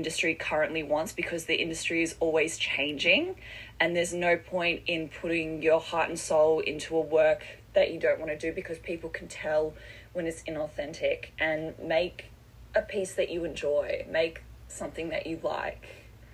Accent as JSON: {"language": "English", "town": "Perth", "region": "Western Australia", "country": "Australia", "tie": "born or raised there", "moved": "yes", "lives_now": "Melbourne, Australia", "said": "I'm originally from Western Australia, and in my hometown in Perth"}